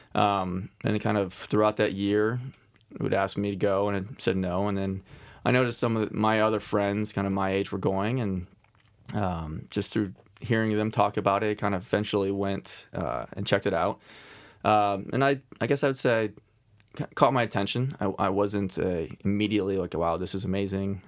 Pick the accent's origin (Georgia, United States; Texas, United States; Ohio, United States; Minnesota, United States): Ohio, United States; Cincinnati; also born or lived in Oxford, Ohio; now in Columbus, United States; I grew up in Cincinnati, so I have Ohio roots